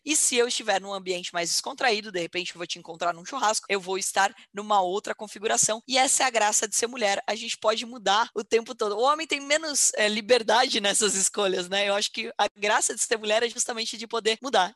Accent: Porto Feliz, São Paulo, Brazil; moved away as an adult; also born or lived in Campinas; Sou nascida em Porto Feliz, uma cidade com 51 mil habitantes. Desde que eu me entendo por gente, continua a mesma população, porque infelizmente não tinha faculdade em Porto Feliz, então todo todo mundo ia fazer faculdade fora

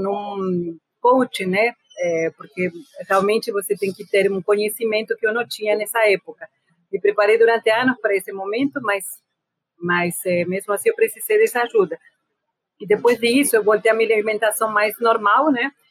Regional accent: Argentina; moved away; eu sou da periferia da Argentina, de uma família pobre

